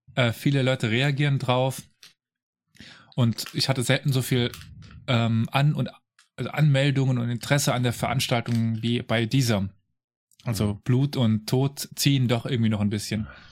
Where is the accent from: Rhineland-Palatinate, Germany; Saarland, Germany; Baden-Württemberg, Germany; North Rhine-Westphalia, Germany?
Saarland, Germany; ich komme aus dem Saarland